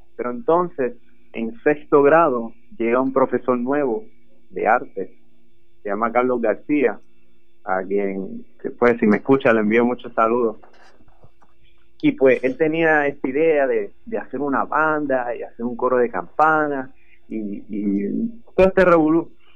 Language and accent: Spanish; Canóvanas, Puerto Rico; moved away as an adult; now in Boston, United States; Soy del pueblo de Canóvanas y actualmente estoy estudiando en la Universidad de Berkeley College of Music en Boston